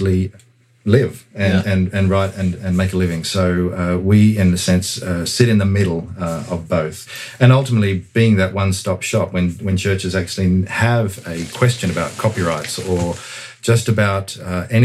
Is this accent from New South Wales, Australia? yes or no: yes; Sydney, New South Wales, Australia; moved away as an adult; now in United States; Originally from I hail from Sydney, Australia